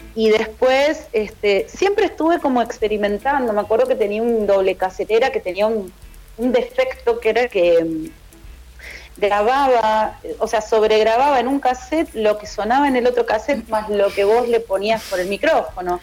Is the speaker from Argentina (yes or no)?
yes; Ituzaingó, Buenos Aires Province, Argentina; also born or lived in Morón; Nací en Morón, me crié en Ituzaingó eh, provincia de Buenos Aires